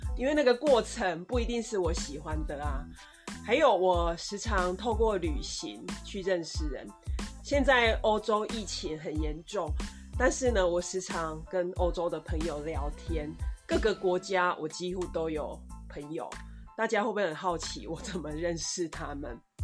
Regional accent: Taiwan

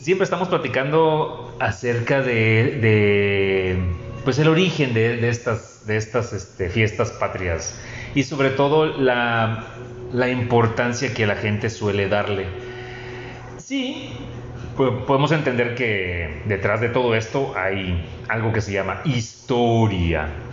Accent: Mexico; nosotros como mexicanos

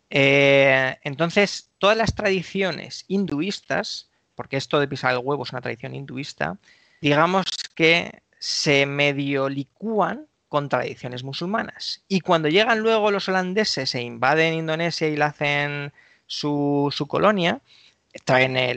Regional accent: Galicia, Spain; la capilla aquí de mi pueblo, pues podemos casarnos.

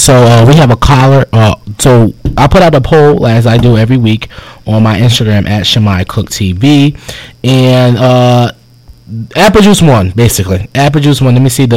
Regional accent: Connecticut, United States; moved away; I'm from Connecticut

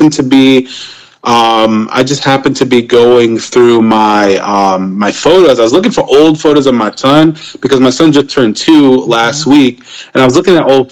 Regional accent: New York City, New York, United States; now in South Carolina, United States; I grew up in Brooklyn, New York.

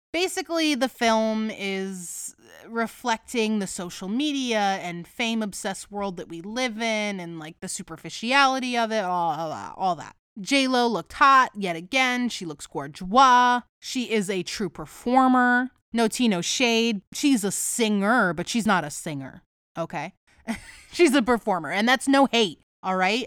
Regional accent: United States; I am an uncultured American

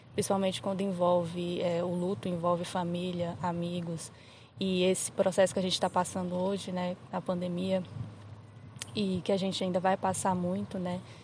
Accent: Recanto das Emas, Federal District, Brazil; eu sou aqui do DF, do Recanto

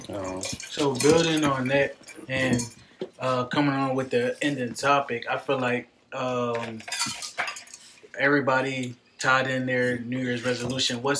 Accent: Philadelphia, Pennsylvania, United States; I'm from Southwest Philly

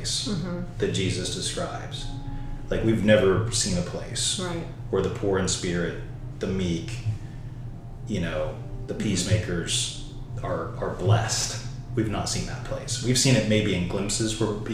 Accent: United States; as a pastor and as an American Christian.

